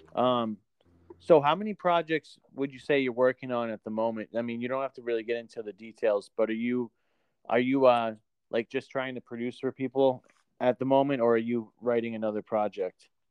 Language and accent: English; New Hampshire, United States; now in Maine, United States; I'm from New Hampshire originally, but I live in the middle of Maine now